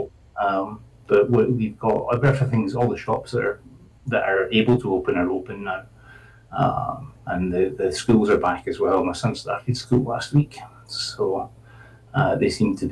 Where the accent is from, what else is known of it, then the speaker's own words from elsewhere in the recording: Scotland, United Kingdom; moved away as an adult; now in Spain; I'm from Scotland.